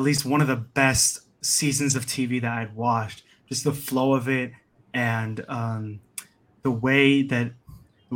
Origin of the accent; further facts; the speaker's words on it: United States; being an American